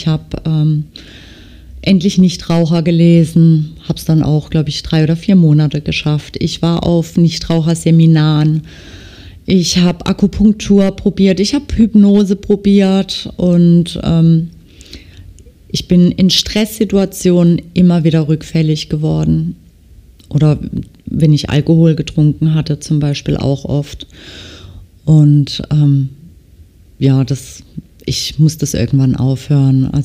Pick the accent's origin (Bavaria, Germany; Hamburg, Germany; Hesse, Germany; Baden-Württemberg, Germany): Baden-Württemberg, Germany; accent: Baden dialect; ich stehe zu meinem Dialekt. Ich denke, dass man mich auch gut versteht. Also das kann schon sein, dass mir zwischendurch dann auch mal was typisch Badisches rausrutscht.